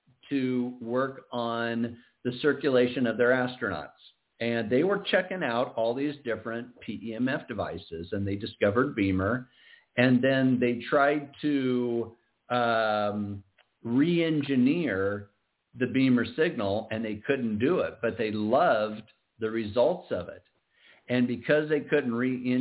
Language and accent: English; Iowa, United States; now in Southern California, United States; I'm originally from Iowa